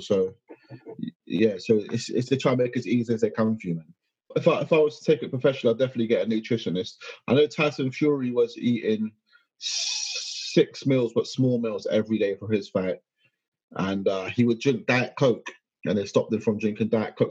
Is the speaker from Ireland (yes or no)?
no; United Kingdom; I'm British as hell